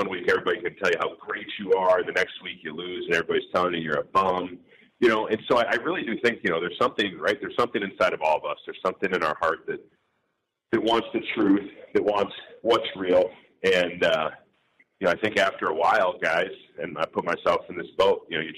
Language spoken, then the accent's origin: English; St. Paul, Minnesota, United States; I grew up in St. Paul, Minnesota